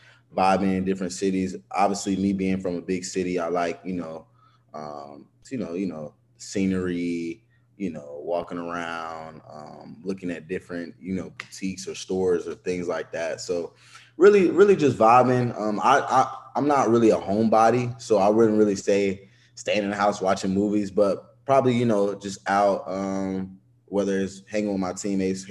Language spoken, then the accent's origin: English; Atlanta, Georgia, United States; I'm a kid from Atlanta, Georgia. That's where I grew up